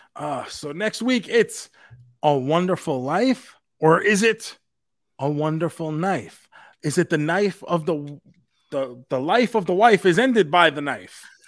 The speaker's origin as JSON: {"language": "English", "town": "New York City", "region": "New York", "country": "United States", "tie": "born or raised there", "said": "Queens, New York for ICW right. No Holds Barred, a special wrestling appearance in my hometown"}